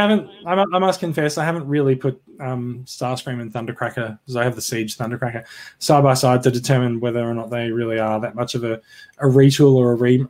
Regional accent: Queensland, Australia; now in New South Wales, Australia; I am really a Queenslander, even though I live in New South Wales.

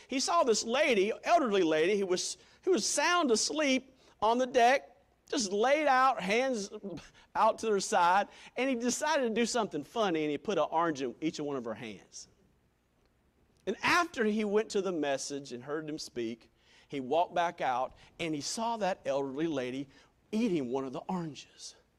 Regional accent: Greenville, South Carolina, United States; for 17 years of life, growing up in Greenville, South Carolina

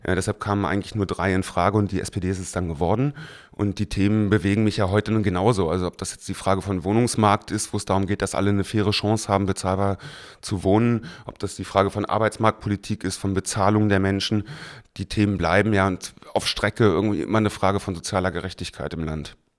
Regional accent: Berlin, Germany; seitdem in Mariendorf, da aufgewachsen, das ist auch heute mein Wahlkreis

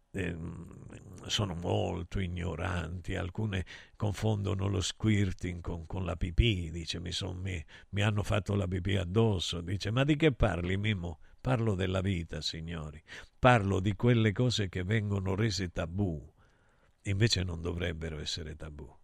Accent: Calabria, Italy; parlo della mia Calabria, io la considero una nazione

